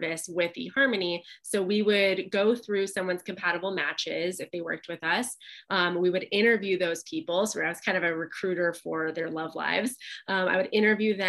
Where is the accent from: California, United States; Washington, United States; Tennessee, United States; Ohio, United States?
California, United States; Pasadena; my hometown in Pasadena